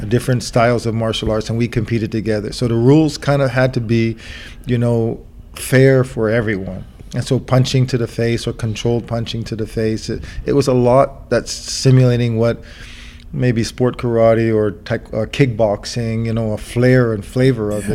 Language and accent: English; New York, United States; I was from New York